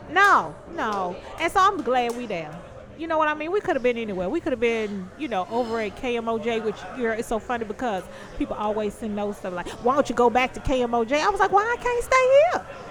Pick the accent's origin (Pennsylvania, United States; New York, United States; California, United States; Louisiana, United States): Louisiana, United States; moved away